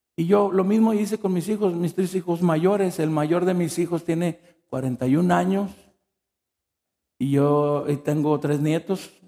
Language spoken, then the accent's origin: Spanish; Mexico; moved away